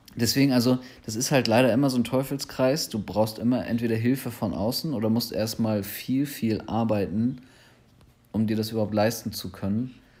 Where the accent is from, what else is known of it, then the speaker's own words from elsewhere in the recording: Germany; speziell ich als Deutscher